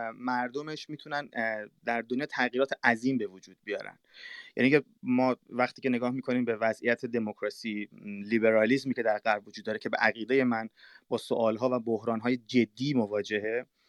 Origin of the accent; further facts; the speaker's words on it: Mashhad, Razavi Khorasan, Iran; first language Persian; moved away; also born or lived in Europe; در ایران من به دنیا اومدم در شهر مشهد و بعدم فارسی صحبت میکنم یعنی زبان اول من فارسی هست